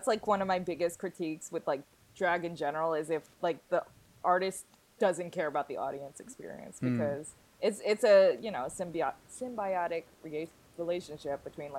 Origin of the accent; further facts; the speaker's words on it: New York City, New York, United States; I'm from Staten Island